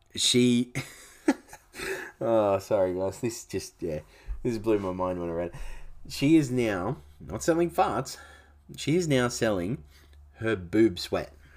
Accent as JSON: {"language": "English", "town": "Canberra", "region": "Australian Capital Territory", "country": "Australia", "tie": "born or raised there", "moved": "yes", "lives_now": "Gold Coast, Australia", "said": "I grew up for the first half of my life, you'll say, I grew up in Canberra"}